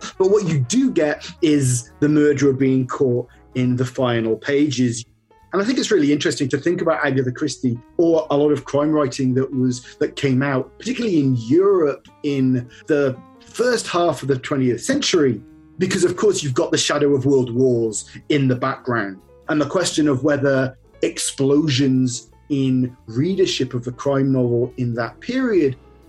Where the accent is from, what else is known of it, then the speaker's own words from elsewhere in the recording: United Kingdom; I'm British and there is a kind of stereotypical kind of British reserve